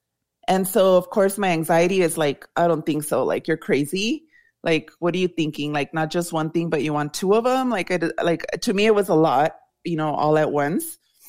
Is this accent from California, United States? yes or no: no; El Paso, Texas, United States; born or raised there